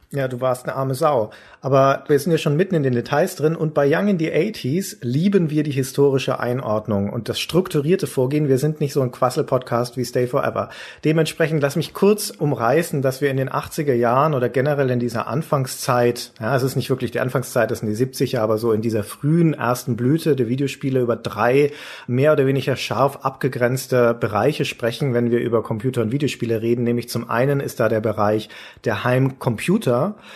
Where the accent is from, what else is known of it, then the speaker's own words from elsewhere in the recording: Nuremberg area, Bavaria, Germany; in Nürnberg bei uns